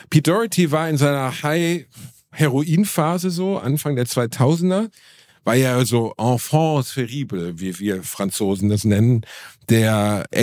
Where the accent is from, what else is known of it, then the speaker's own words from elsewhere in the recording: Gelsenkirchen, North Rhine-Westphalia, Germany; Das war einfach mein Zahnarzt als Teenager in Gelsenkirchen.